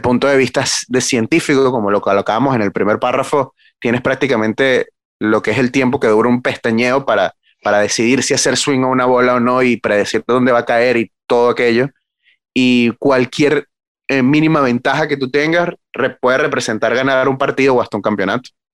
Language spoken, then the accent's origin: Spanish; Venezuela; como venezolano